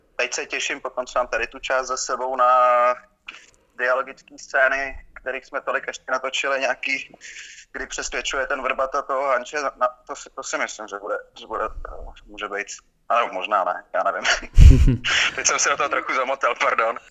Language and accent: Czech; just outside Prague, between Prague and Stará Boleslav, Central Bohemian Region, Czechia; also born or lived in Jizera Mountains; Já jsem vyrůstal kousek za Prahou, mezi, mezi, mezi Prahou a Starou Boleslaví